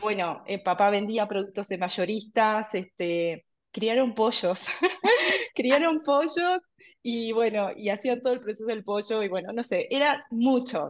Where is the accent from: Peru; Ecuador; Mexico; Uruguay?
Uruguay; Mercedes, Soriano; also born or lived in Montevideo; vivo actualmente en Mercedes, pero toda mi niñez también la hice en Mercedes, es una ciudad más chica, en el interior del Uruguay